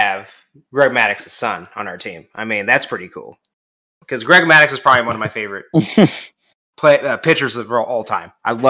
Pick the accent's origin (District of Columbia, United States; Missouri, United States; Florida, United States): Missouri, United States; I love St. Louis. I'm from Missouri